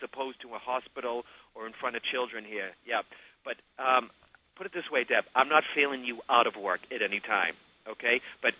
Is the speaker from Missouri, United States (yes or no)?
no; Massachusetts, United States; born or raised there